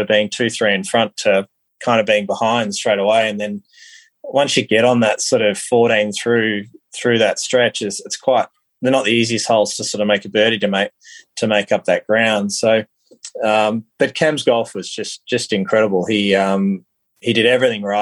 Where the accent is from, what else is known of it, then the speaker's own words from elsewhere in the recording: Australia; as an Australian golfer